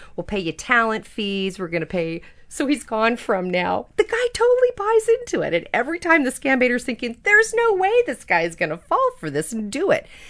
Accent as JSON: {"language": "English", "area": "Napa Valley", "region": "California", "country": "United States", "tie": "born or raised there", "said": "I grew up in the Napa Valley when I was a little"}